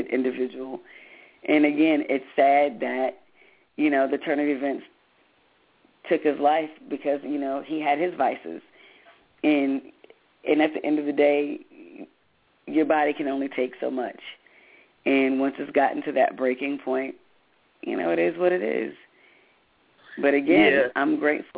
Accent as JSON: {"language": "English", "town": "Grand Rapids", "region": "Michigan", "country": "United States", "said": "I'm originally from Grand Rapids, Michigan"}